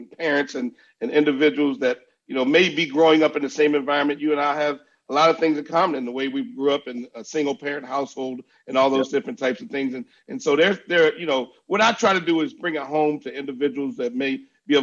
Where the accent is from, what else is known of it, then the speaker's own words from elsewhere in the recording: Baltimore, Maryland, United States; I'm a guy from Baltimore now.